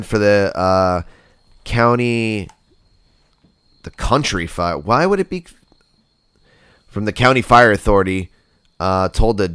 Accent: East Coast, United States; we're from the East Coast

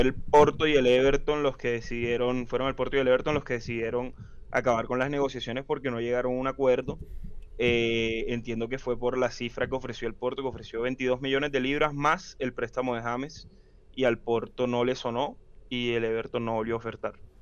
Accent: Colombia; como hincha colombiano

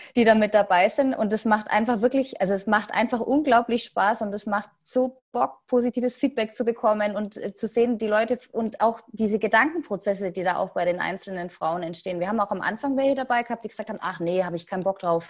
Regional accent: Asperg, Baden-Württemberg, Germany; ich komme aus Asberg, Nähe Ludwigsburg bzw. Stuttgart

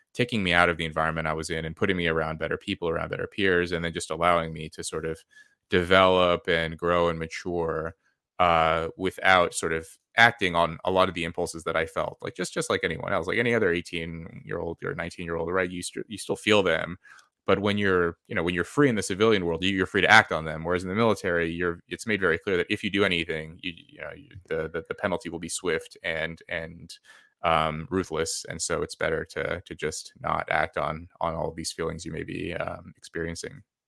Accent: California, United States; moved away as an adult; where I grew up in California.

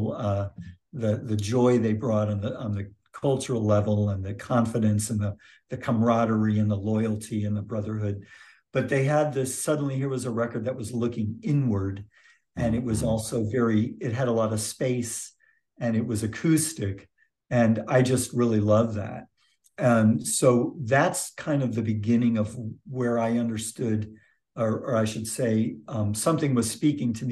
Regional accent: Michigan, United States; moved away as an adult; also born or lived in Santa Cruz, California; now in Clemmons, United States; I moved from Michigan, where I grew up, to Santa Cruz, California.

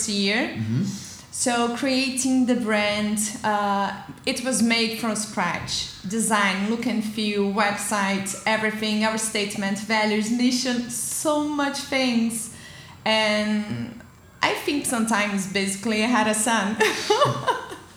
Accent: Brazil; moved away as an adult; now in Lisbon, Portugal; I am a Brazilian and I'm based in Portugal for almost 6 years

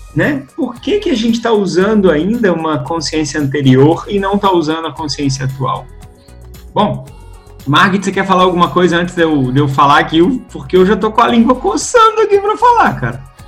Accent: Belo Horizonte, Minas Gerais, Brazil; de BH, Belo Horizonte, das Minas Gerais, onde eu nasci aqui

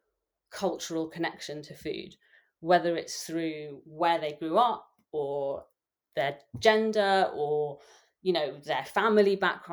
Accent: London, United Kingdom; accent: English; I grew up in London. I was born in London.

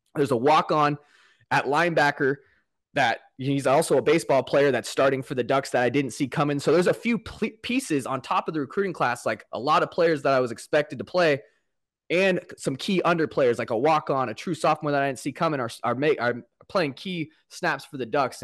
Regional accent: Portland, Oregon, United States; I grew up, born and raised here, um, Portland, Oregon.

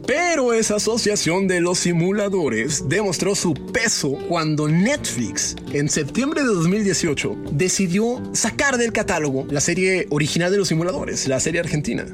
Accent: Mexico; soy mexicano

